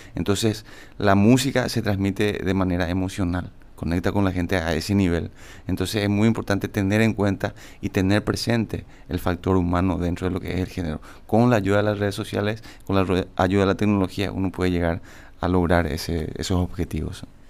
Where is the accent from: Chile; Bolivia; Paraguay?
Paraguay; San Antonio, Central; also born or lived in Toronto; yo soy de Toronto, generalmente, pero crecí toda mi infancia y mi juventud en San Antonio